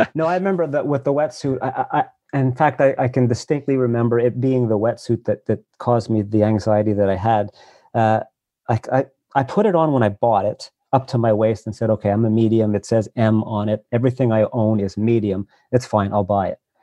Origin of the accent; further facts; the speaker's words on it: Montreal, Quebec, Canada; moved away as an adult; also born or lived in Vancouver / Nova Scotia; I grew up in Montreal, and that's where I live now.